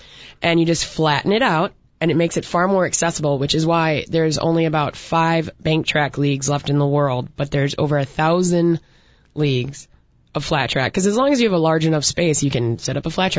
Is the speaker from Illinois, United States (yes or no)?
yes; Chicago, Illinois, United States; And we're all here from Chicagoland or Chicago proper.